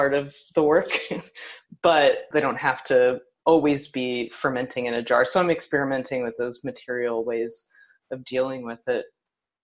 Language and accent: English; Tennessee, United States; also born or lived in New York; now in Kansas City, United States; I'm from Tennessee, and I was really excited to return to that place